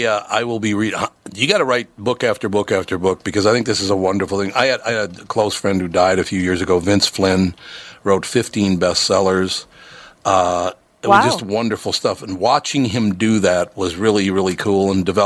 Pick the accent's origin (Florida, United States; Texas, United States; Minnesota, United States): Minnesota, United States; I was born in Minnesota, grew up in Minnesota, and I do remember reading those books as a kid